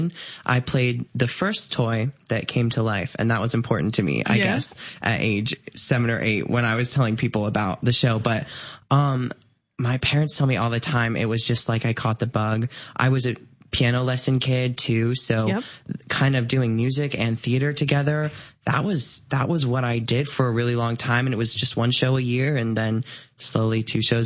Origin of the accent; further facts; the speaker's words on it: Bellevue, Ohio, United States; moved away as an adult; now in Decatur, Illinois, United States; I am originally from Bellevue, Ohio, tiny little town over by Sandusky, Cedar Point